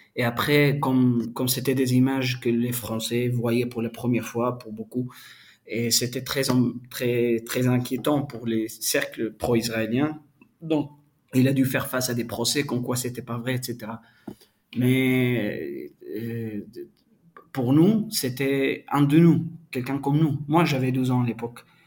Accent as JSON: {"language": "French", "country": "Palestine", "tie": "born or raised there", "also_born_or_lived": "Colombia", "said": "j'ai grandi en Palestine, j'ai vécu la plupart de ma vie en Palestine"}